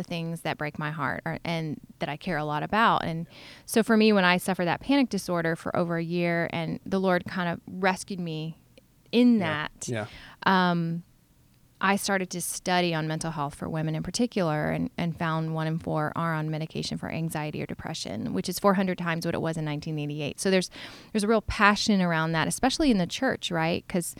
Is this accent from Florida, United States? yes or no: yes; Florida, United States; born or raised there; now in New York, United States